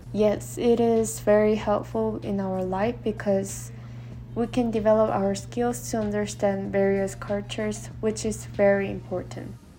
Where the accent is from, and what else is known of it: South Korea; English is a second language; moved away as an adult; now in Utah, United States